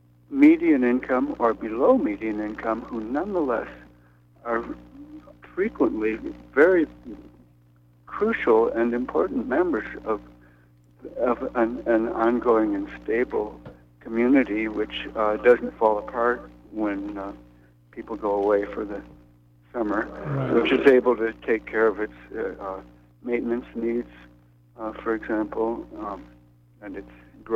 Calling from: New York City, New York, United States; I'm calling from Brooklyn.

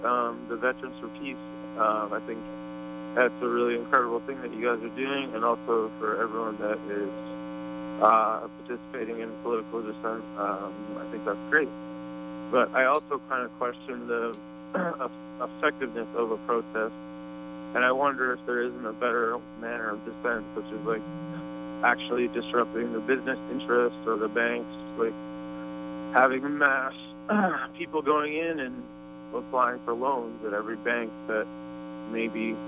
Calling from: Canada; I am calling from Canada.

